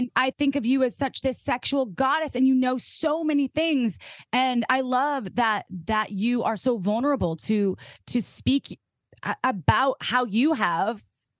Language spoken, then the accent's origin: English; Midwest, United States; I'm from the Midwest.